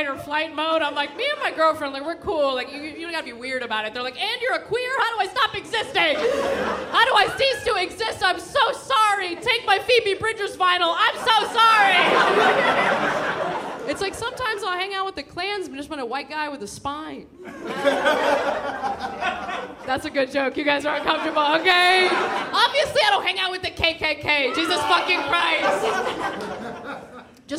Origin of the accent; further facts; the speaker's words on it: San Diego, California, United States; now in New York, United States; I grew up in San Diego